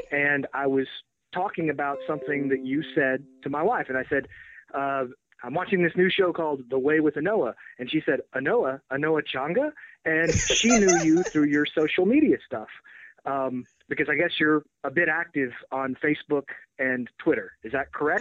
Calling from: Texas, United States; I'm calling from Texas

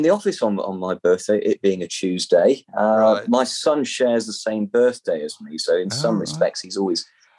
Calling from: Leicester, East Midlands, United Kingdom; I'm calling from Leicester.

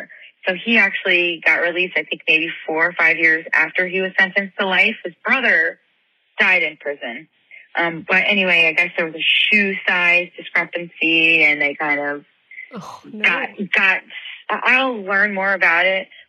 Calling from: Ohio, United States; from Ohio. I've called a couple times before.

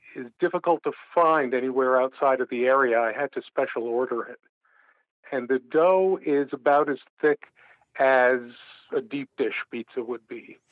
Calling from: Albany, New York, United States; I'm calling from Albany, New York.

